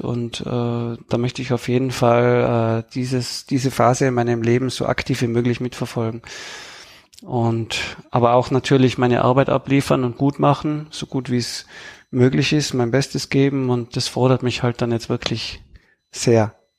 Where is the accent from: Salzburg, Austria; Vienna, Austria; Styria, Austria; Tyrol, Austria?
Tyrol, Austria; accent: Tyrolean; ich spreche Tirolerisch, Österreichisch